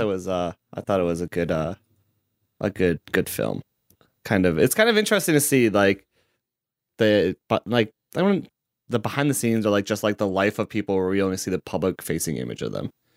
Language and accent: English; Chicago, Illinois, United States; I'm from Chicago